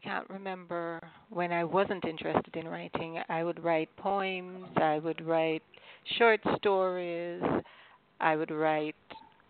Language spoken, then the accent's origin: English; Jamaica; Well, I'm Jamaican. I'm actually a missionary now in Jamaica.